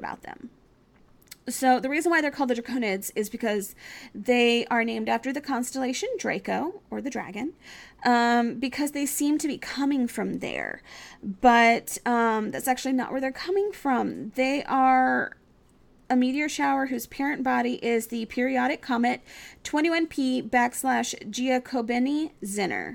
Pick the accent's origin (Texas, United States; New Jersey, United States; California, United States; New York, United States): Texas, United States; moved away; also born or lived in Virginia; in Texas, I lived in the middle of nowhere. There's literally 370-something people living where I used to live. Not 1,000, 370-something people. I come from a very small town